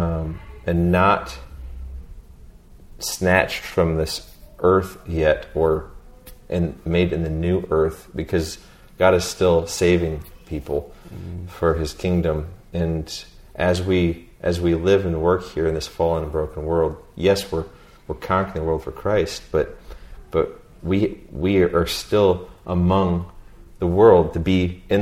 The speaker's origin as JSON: {"language": "English", "country": "United States", "said": "us Americans."}